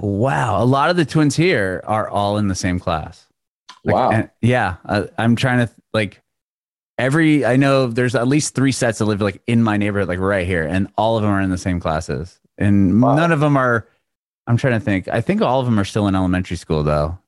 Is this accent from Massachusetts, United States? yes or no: no; San Diego, California, United States; moved away as an adult; also born or lived in San Francisco; now in Nashville, United States; I'm from Southern, I'm from San Diego, but now I live actually in uh, Tennessee